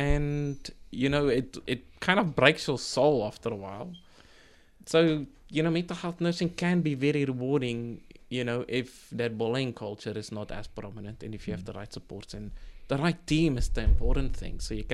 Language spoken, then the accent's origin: English; South Africa; now in New Zealand; So when I came to New Zealand from South Africa, I ended up in a bakery, you know, working as a baker's assistant